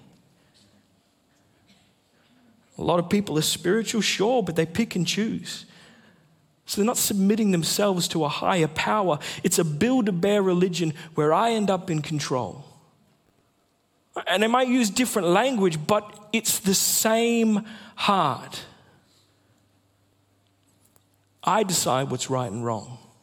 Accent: Sunshine Coast, Queensland, Australia; moved away; also born or lived in Western Australia; I grew up on the Sunshine Coast, but I lived in WA for about 7 years.

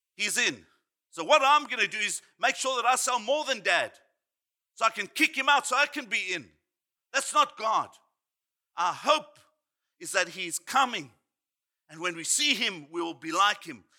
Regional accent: Johannesburg, Gauteng, South Africa; I grew up in Johannesburg, South Africa

